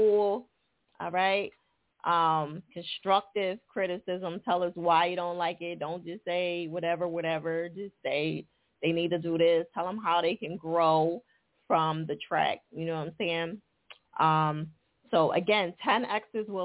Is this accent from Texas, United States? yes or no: no; New Jersey, United States; moved away; I'm originally from Jersey too